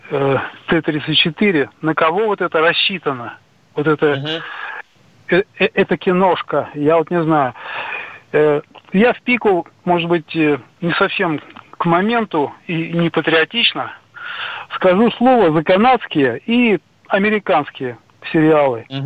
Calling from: Khabarovsk Krai, Russia; Да, это город на Дальнем Востоке, в Хабаровском крае.

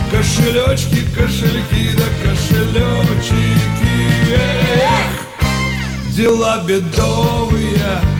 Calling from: Novosibirsk, Novosibirsk Oblast, Russia; я из Новосибирска.

